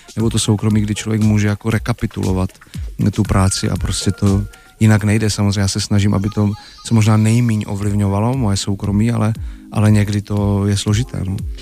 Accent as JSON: {"language": "Czech", "country": "Czechia", "said": "u nás v Čechách"}